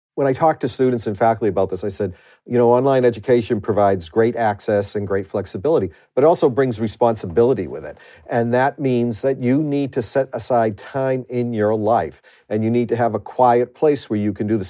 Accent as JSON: {"language": "English", "town": "Boston", "region": "Massachusetts", "country": "United States", "accent": "Boston truck driver's accent", "said": "I refer to my accent as a Boston truck driver's accent"}